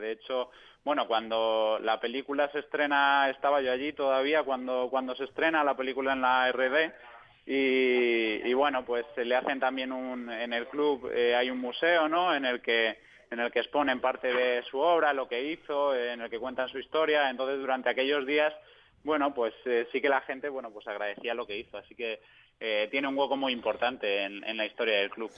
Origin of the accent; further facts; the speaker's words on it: Spain; moved away as an adult; also born or lived in Munich; yo porque soy español